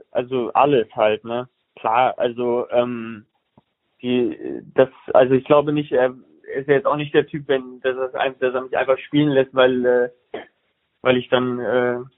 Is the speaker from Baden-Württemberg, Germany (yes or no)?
no; Bonn, North Rhine-Westphalia, Germany; accent: Rhineland; ich komme ja aus Bonn, Köln so und ich bin Rheinländer, wenn man es nicht hört.